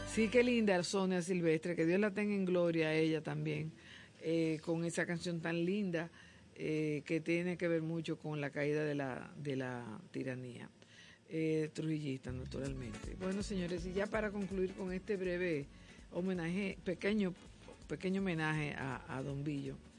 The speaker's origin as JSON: {"language": "Spanish", "country": "Dominican Republic"}